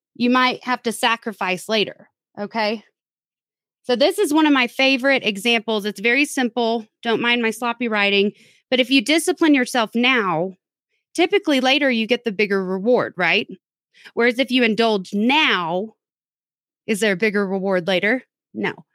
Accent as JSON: {"language": "English", "region": "Texas", "country": "United States", "said": "I'm from Texas"}